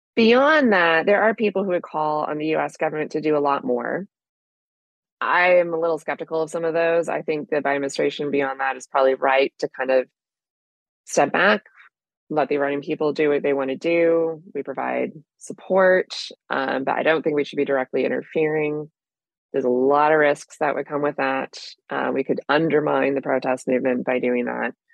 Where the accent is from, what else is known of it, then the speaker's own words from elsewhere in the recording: United States; as Americans